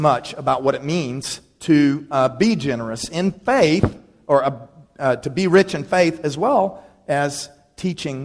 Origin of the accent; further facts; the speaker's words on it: Dallas, Texas, United States; When I grew up in Dallas, Texas, I was by no means poor, but I did go to a high school there that was all about status.